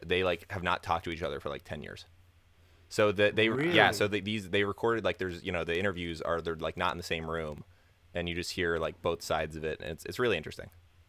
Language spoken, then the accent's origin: English; Florida, United States; also born or lived in Orlando, Florida; now in Chicago, United States; I'm from Florida and I also lived in Orlando for 4 years.